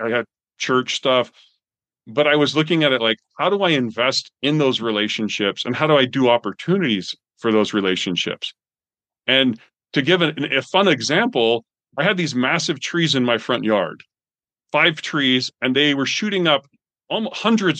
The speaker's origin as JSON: {"language": "English", "country": "Canada", "said": "I'm from Canada. I've cut a lot of trees down because we used to heat with wood."}